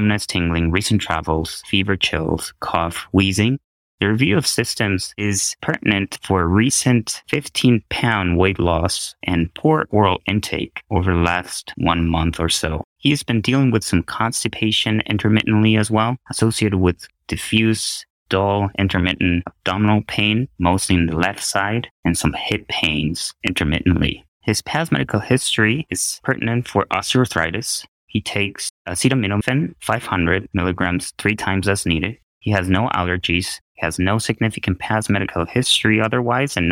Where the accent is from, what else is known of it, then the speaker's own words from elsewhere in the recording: Ecuador; moved away as an adult; now in Evanston, United States; I was born and raised in Ecuador.